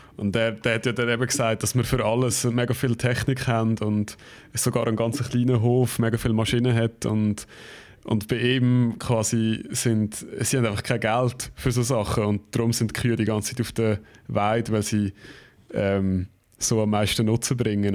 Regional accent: Switzerland; bei uns in der Schweiz

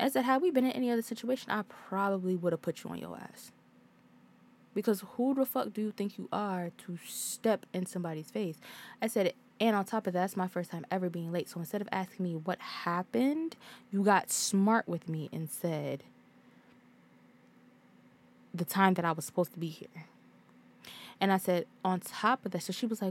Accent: Hartford, Connecticut, United States; I'm from Hartford

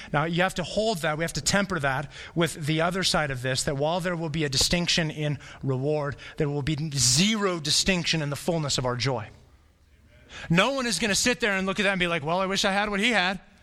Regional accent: Flagstaff, Arizona, United States; moved away as an adult; I was born in Flagstaff

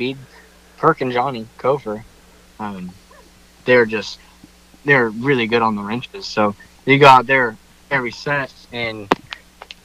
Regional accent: West Coast, United States; I'm from the West Coast

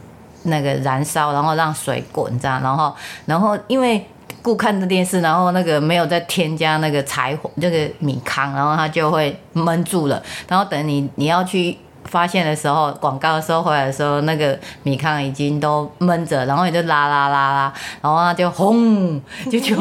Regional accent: Changhua County, Taiwan; 我是彰化县人，

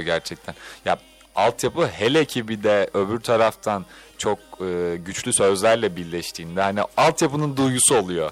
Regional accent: Istanbul, Turkey; Ben de bu arada İstanbul Gazi Osman Paşalıyım.

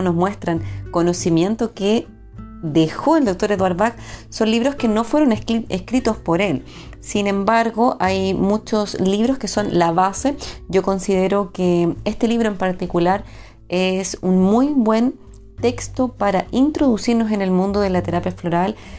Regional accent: Chile; Chile, mi país de origen

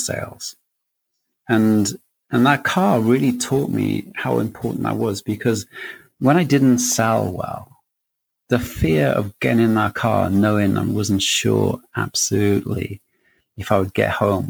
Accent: Wales, United Kingdom; growing up in Wales is, you know, you come out of school and you don't leave school with a great deal

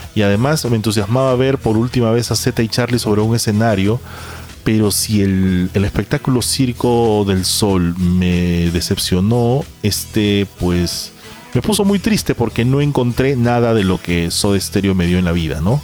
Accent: Peru; nosotros somos eh, peruanos

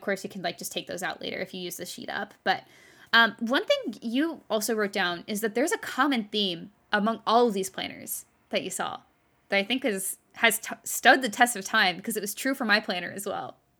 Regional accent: Texas, United States; now in California, United States; I grew up in Texas

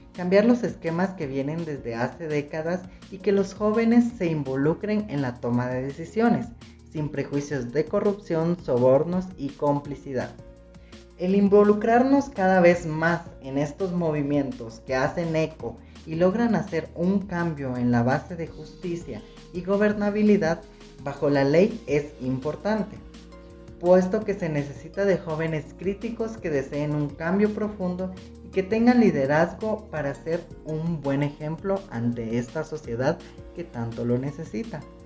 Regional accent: Guatemala; Como guatemaltecos realmente le hemos visto la cara a la corrupción

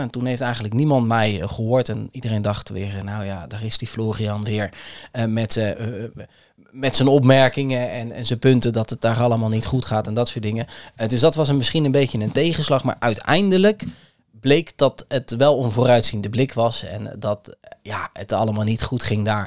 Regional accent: Kamerik, Utrecht, Netherlands; Ik ben opgegroeid in Kamerik

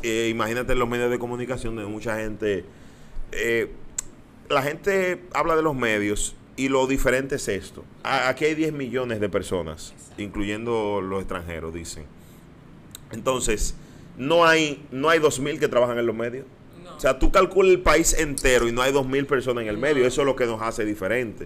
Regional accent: Dominican Republic; moved away as an adult; also born or lived in Miami, United States / New York, United States; now in United States; de estar aquí, de estar en mi país, de compartir con toda mi gente

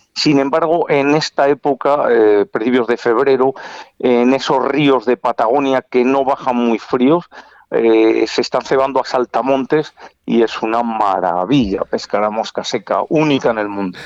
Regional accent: Valladolid, Castile and León, Spain; yo soy vallisoletano y lo llevo muy dentro

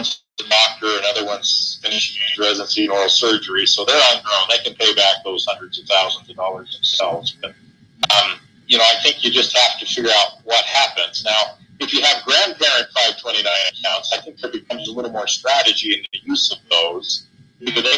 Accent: Southern Oregon, United States; now in Utah, United States; I grew up in Oregon, in Southern Oregon.

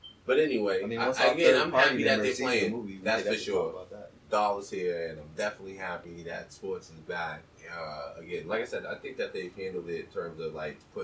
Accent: New England, United States; I'm from New England, being here in Boston

